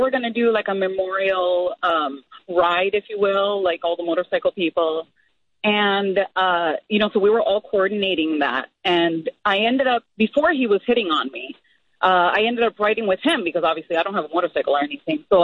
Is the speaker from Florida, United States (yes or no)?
yes; Florida, United States; I'm from Florida